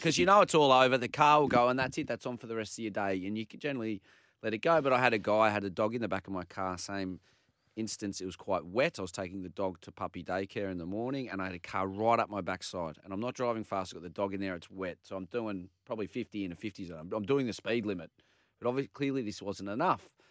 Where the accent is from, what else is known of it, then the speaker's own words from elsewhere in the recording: Manly, New South Wales, Australia; I come from Manly.